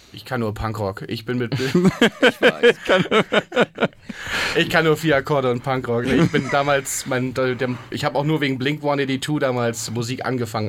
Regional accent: area between Bremen and Hamburg, Lower Saxony, Germany; now in Hamburg, Germany; wir kommen, alle aus der Ecke zwischen Bremen und Hamburg

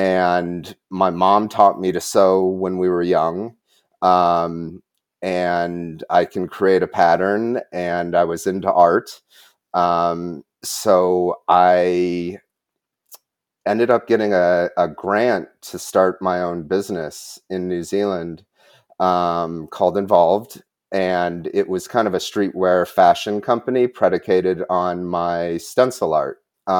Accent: Wisconsin, United States; born or raised there

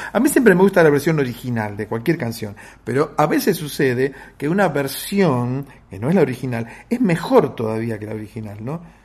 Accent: Buenos Aires, Argentina; Yo soy de Versalles

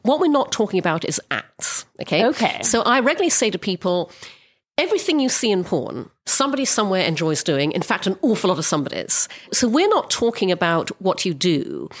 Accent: Brunei; I grew up in Brunei, which is an Orthodox Muslim country

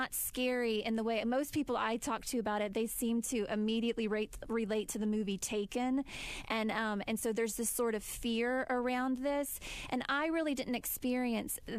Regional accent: United States; us as American women

